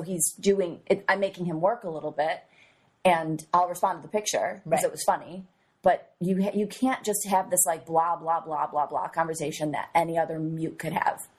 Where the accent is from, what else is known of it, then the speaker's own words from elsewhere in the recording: New York, United States; Well, I'm from New York.